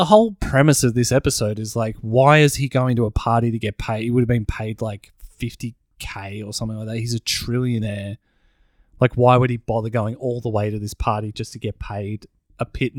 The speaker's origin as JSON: {"language": "English", "country": "South Africa", "said": "I am African. I'm from South Africa."}